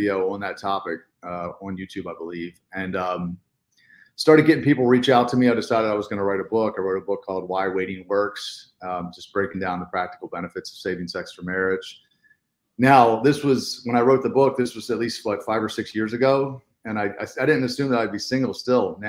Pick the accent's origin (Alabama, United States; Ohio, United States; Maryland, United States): Maryland, United States; Baltimore; I was born and raised in Baltimore.